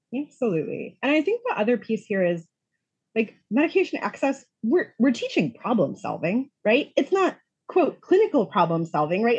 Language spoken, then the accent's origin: English; Rochester, New York, United States; moved away as an adult; also born or lived in Buffalo, New York; now in Chicago, United States; originally, I am from Rochester, New York.